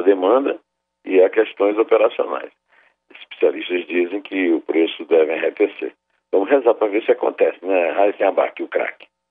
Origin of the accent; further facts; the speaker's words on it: Sertão, Brazil; Eu, como sertanejo, portanto, devoto